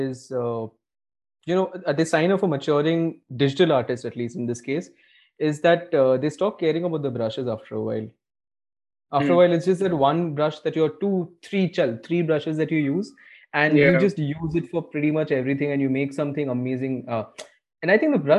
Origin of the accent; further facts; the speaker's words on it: India; an Indian kid, right? Like growing up in India, middle class